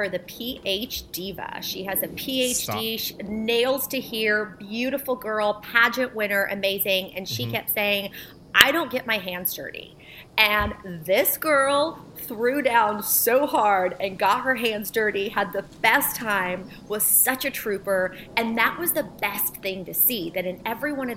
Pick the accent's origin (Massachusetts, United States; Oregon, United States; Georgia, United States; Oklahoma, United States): Oklahoma, United States; Bartlesville; also born or lived in Warsaw, Poland; we came to the United States and settled in Bartlesville, Oklahoma